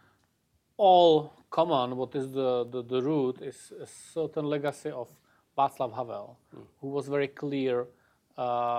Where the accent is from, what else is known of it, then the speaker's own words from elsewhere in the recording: Czechia; my home country, in Czechia.